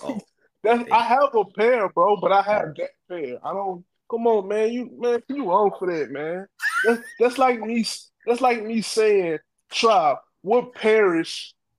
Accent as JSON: {"language": "English", "region": "Louisiana", "country": "United States", "said": "I'm from Louisiana."}